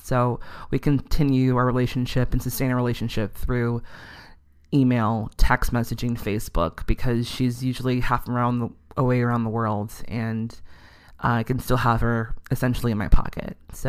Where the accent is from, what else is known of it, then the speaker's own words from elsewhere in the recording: Chicago, Illinois, United States; I'm from Chicago